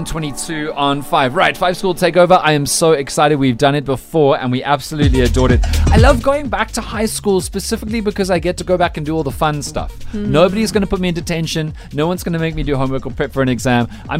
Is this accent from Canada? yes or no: no; Cape Town, Western Cape, South Africa; moved away; my hometown, which is Cape Town